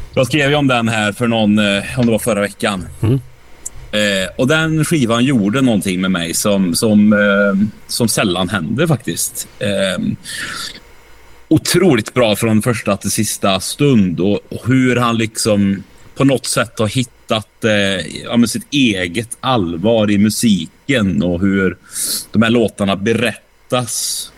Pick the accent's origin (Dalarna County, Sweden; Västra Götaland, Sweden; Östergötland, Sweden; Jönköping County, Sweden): Västra Götaland, Sweden; Åmål; Åmål, där jag kommer ifrån